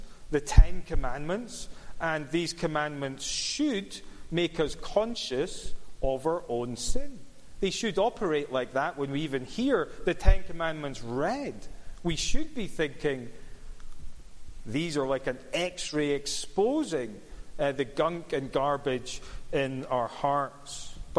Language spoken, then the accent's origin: English; Cumbernauld, Scotland, United Kingdom; Or it's because I grew up in Cumbernauld. What do you expect?